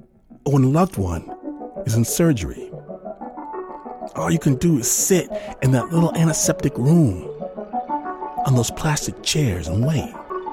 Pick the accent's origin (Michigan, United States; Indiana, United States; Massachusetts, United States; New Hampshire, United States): Michigan, United States; I'm from Michigan.